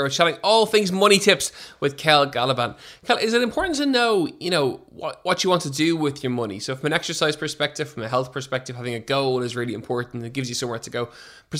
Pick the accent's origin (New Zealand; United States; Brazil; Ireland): Ireland; As Irish people, we're not great at talking about money